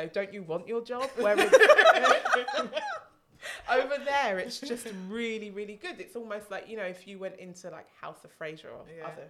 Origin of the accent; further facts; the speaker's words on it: United Kingdom; moved away as an adult; also born or lived in Jamaica (grandparents) / Tanzania / Qatar; I'm British.